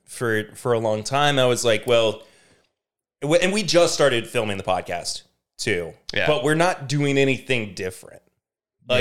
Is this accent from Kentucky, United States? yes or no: yes; Lexington, Kentucky, United States; also born or lived in Richmond, Kentucky; I'm from Lexington.